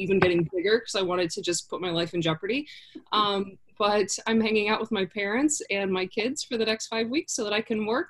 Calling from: Florida, United States; So, I'm actually in Florida for the next 5 weeks. I escaped DC.

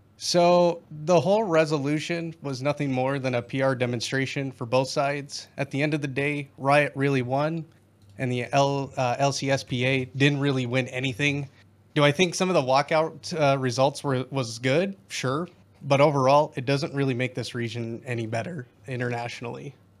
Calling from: South Dakota, United States; I'm calling from South Dakota

